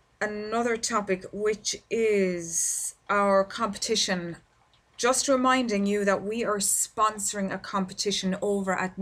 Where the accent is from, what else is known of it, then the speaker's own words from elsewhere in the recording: Ireland; here in my home country in Ireland